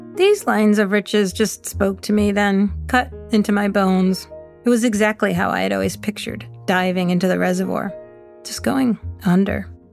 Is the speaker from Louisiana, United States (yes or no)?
no; West Boylston, Massachusetts, United States; When I grew up in West Boylston, it seemed as if everything revolved around the reservoir